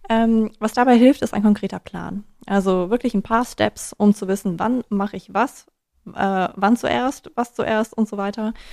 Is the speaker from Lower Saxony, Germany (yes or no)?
no; Hesse, Germany; Außerdem bin ich ja auch Hessin.